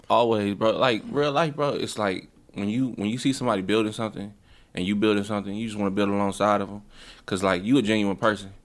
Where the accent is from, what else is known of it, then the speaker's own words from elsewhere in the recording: Milwaukee, Wisconsin, United States; I'm an artist from Milwaukee, Wisconsin